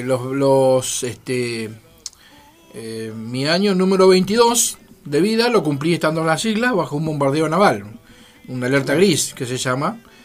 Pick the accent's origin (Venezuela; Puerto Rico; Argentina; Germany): Argentina; Santa Fe; moved away as an adult; now in Neuquén, Argentina; yo soy de Santa Fe.